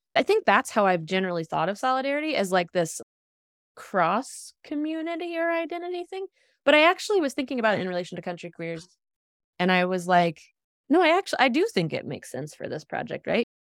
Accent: Appalachia, United States; moved away as an adult; also born or lived in Northeast US; growing up in Appalachia and, like, leaving the region for the Northeast for college

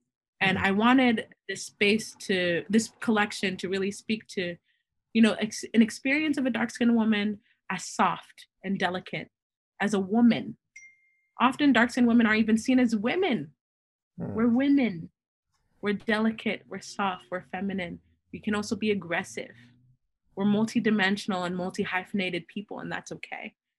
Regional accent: Haiti; I'm from Haiti, the first independent Black nation.

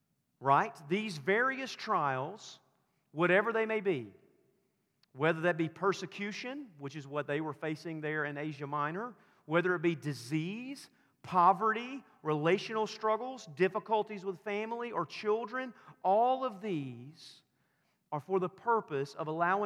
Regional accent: the South, the Bible Belt, Southern United States, United States; I grew up in the South, in the Bible Belt

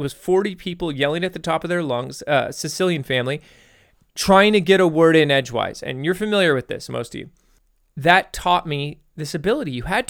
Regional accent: Texas, United States; yeah, I'm from Texas. What's the question?

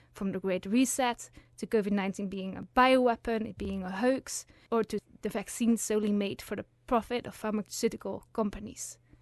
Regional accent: Netherlands; now in Uppsala, Sweden; I'm originally from the Netherlands

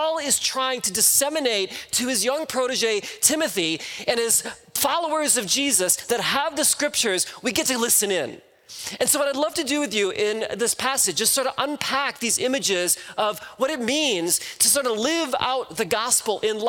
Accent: Midwest, United States; now in California, United States; I'm originally from the Midwest

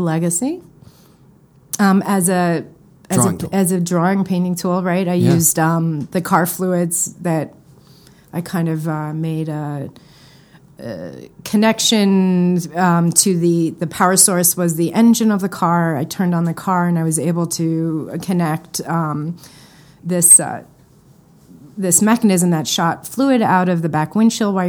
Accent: Westchester, New York, United States; also born or lived in Bronx, New York / Chicago; I grew up right outside of New York City in Westchester

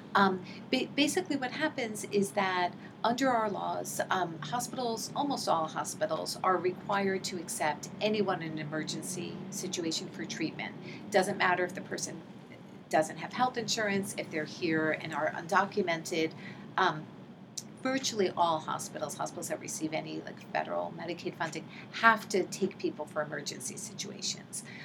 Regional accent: New York City, New York, United States; moved away as an adult; also born or lived in Santa Cruz, California / Newark, New Jersey; I grew up in New York City um, and um, went to public school, um, um, you know, from elementary through high school

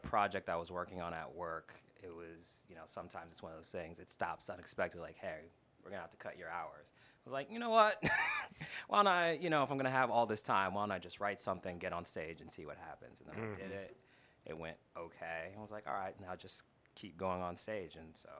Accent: New York, United States; born there; also born or lived in New Jersey; now in Houston, United States; I've lived in Houston about 8 years. I moved from New Jersey. I was born up there in New York.

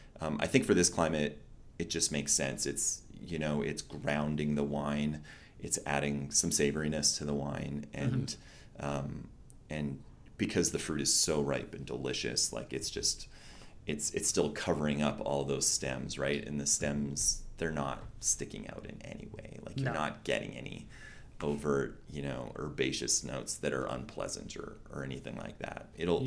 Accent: West Coast, United States; I'm from the West Coast

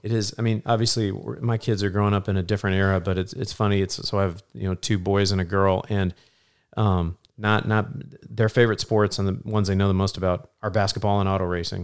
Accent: Illinois, United States; now in Indiana, United States; growing up in Illinois, but being here for the last twenty years

